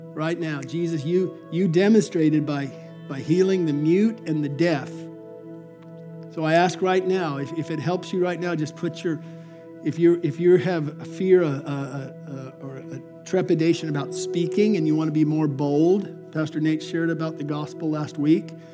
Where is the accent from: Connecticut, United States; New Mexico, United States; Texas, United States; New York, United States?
New Mexico, United States; Albuquerque; growing up in Albuquerque in the desert of New Mexico